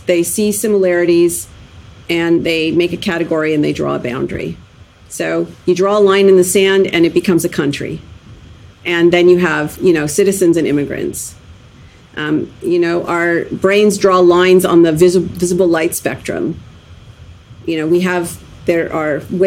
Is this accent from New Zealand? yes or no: no; Canada; I was born in Canada